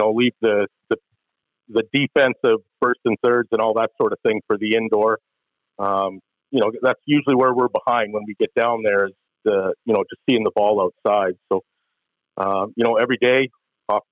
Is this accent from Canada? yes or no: yes; Claresholm, Alberta, Canada; I'm from Clairsome originally, so not from Lethbridge. So, you know, small town.